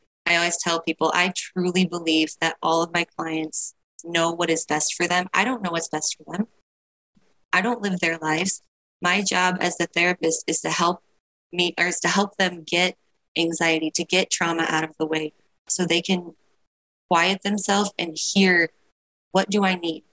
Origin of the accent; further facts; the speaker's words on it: Midwest, rural Ohio, United States; I grew up in Midwest rural Ohio.